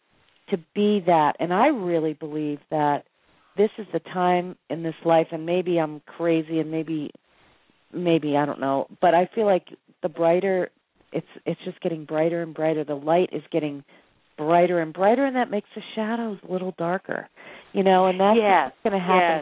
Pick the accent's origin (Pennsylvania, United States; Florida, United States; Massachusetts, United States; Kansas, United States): Massachusetts, United States; Boston; now in Sedona, United States; I'm from Boston